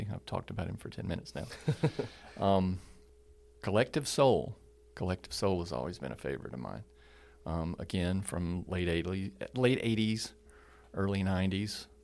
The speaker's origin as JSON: {"language": "English", "region": "California", "country": "United States", "tie": "born there", "said": "I was born in California, 1964. So I'm an old, officially an old guy."}